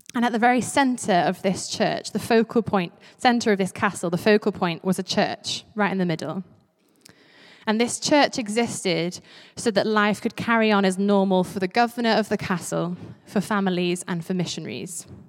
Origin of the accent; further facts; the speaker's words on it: Isle of Man; also born or lived in St Andrews, Scotland; I grew up on the Isle of Man, and before that, actually, I lived in Saint Andrews.